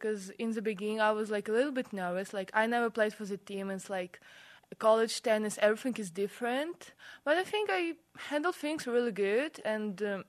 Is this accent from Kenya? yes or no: no; Russia; English is a second language; moved away as an adult; now in Salt Lake City, United States; I'm from Russia.